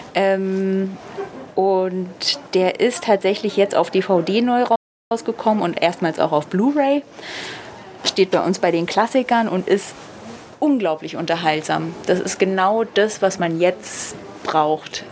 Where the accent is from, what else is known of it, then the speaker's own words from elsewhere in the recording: Berlin, Germany; Als Berlinerin